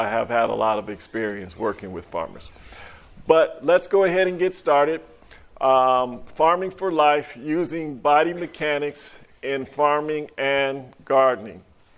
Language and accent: English; Monticello, Georgia, United States; from Monticello, Georgia.